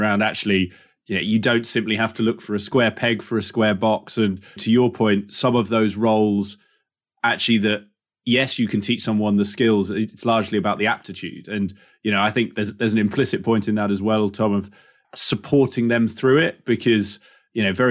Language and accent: English; England, United Kingdom; as an English man in England